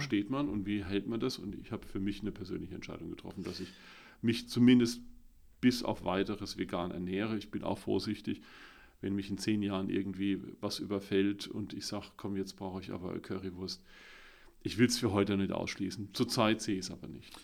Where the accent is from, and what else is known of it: Billigheim-Ingenheim, Rhineland-Palatinate, Germany; born or raised there; also born or lived in Landau / Bad Bergzabern